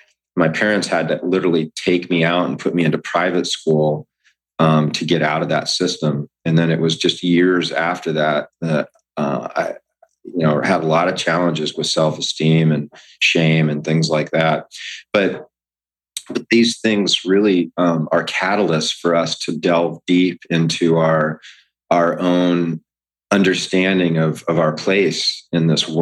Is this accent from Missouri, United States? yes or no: no; Hawaii, United States; also born or lived in Camp Lejeune, United States; I grew up in Hawaii. My father was in the military. Before we moved out to Hawaii, I was actually raised in Camp Lejeune